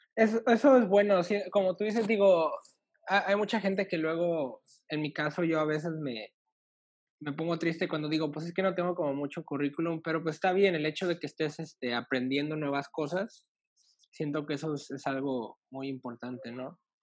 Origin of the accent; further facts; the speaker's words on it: northern Mexico, Mexico; moved away; yo soy obviamente de México, pero yo soy del norte. Entonces, de donde soy no, no, no tiembla